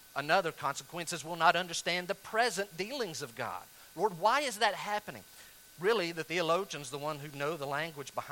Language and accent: English; North Carolina, United States; where I grew up in North Carolina